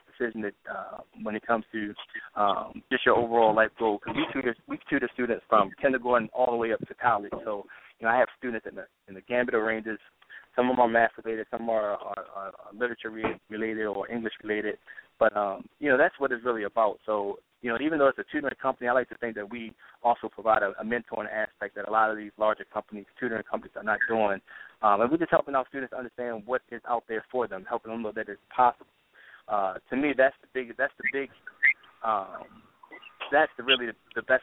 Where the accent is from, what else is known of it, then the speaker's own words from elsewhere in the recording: Baltimore, Maryland, United States; Born and raised in Baltimore